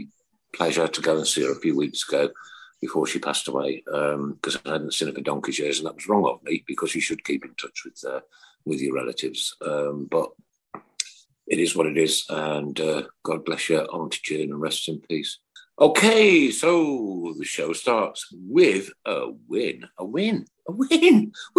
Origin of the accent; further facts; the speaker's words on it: Uttoxeter, West Midlands, United Kingdom; Oh, right, I'm from Uttoxeter, so I'm just up the road.